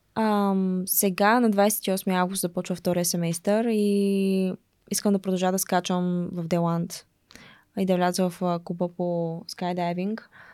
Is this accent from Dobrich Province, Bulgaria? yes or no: yes; Dobrich, Dobrich Province, Bulgaria; born or raised there; moved away as an adult; now in United States